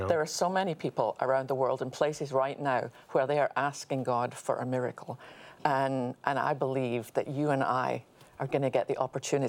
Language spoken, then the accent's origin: English; United Kingdom; As a British person, let me just say, excellent choice.